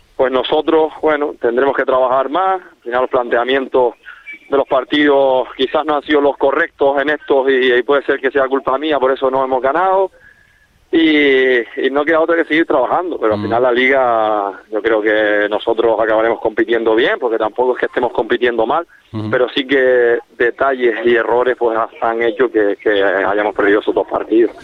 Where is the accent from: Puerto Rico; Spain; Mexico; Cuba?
Spain; Corralejo, Canary Islands; A los que somos de Coralejo